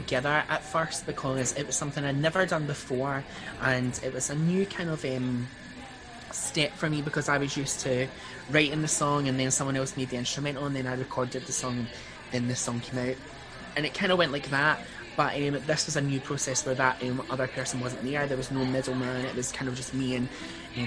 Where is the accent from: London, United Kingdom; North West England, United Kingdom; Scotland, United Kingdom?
Scotland, United Kingdom; Paisley; I'm from Paisley in Renfrewshire.